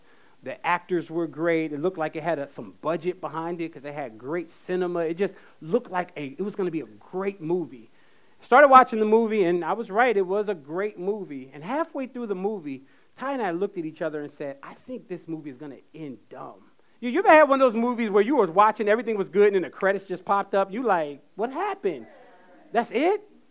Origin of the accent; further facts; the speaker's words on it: Fayetteville, North Carolina, United States; I grew up in Fayetteville, North Carolina